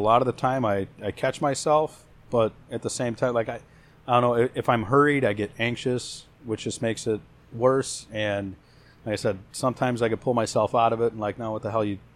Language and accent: English; Hammond, Indiana, United States; I'm from Hammond originally